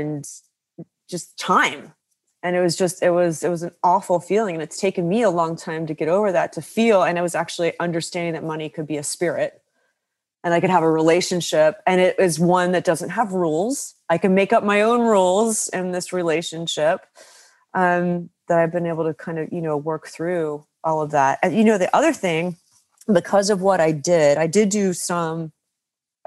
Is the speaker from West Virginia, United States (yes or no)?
yes; West Virginia, United States; I grew up in West Virginia to a family of coal miners and very frugal